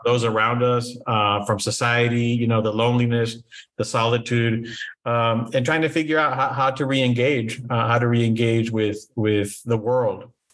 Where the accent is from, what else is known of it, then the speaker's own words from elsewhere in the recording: Brownsville, Texas, United States; moved away; also born or lived in Matamoros, Mexico / San Antonio, Texas; I was born in Brownsville, uh, Texas